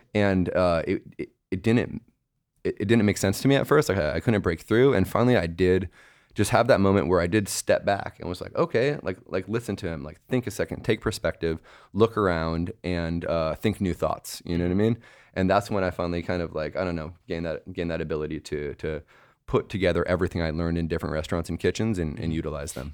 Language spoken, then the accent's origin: English; Bay Area, California, United States; moved away as an adult; also born or lived in New York / Montreal; I left the Bay Area when I was 18 for New York